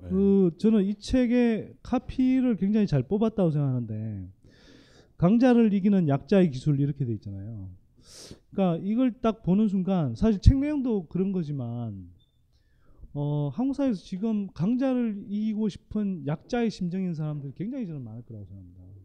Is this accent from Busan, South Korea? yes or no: no; Gyeongsan, North Gyeongsang, South Korea; 저는 뭐 경북 경산의 시골 마을에서 자랐습니다